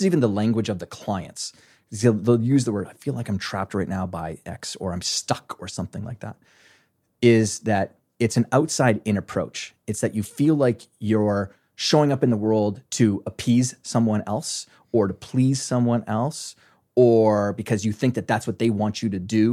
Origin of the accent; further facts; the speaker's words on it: small town in Alberta, Canada; moved away as an adult; now in New York City, United States; I am a farm boy from a small, very small town in Western Canada, in Alberta, Canada